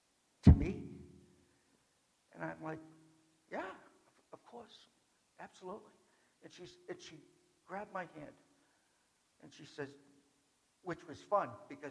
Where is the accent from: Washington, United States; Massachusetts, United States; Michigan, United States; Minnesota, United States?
Massachusetts, United States; Boston; an Irishman from Boston